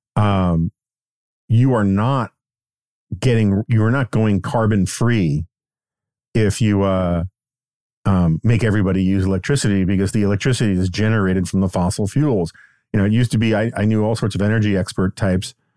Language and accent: English; New York City, New York, United States; I grew up in New York City in the nineteen seventies